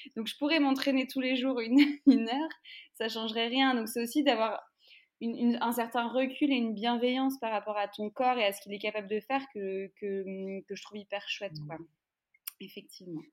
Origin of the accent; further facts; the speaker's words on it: France; nous, en France